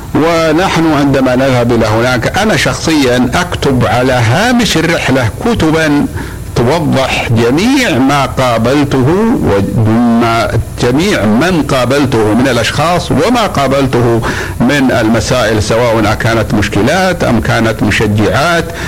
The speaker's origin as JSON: {"language": "Arabic", "country": "Saudi Arabia", "said": "عندنا في المملكة العربية السعودية"}